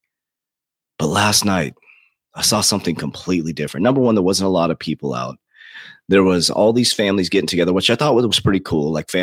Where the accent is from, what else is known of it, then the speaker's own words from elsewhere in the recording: United States; Now I'm proud to be an American. I built, you know, $1 million company as an American here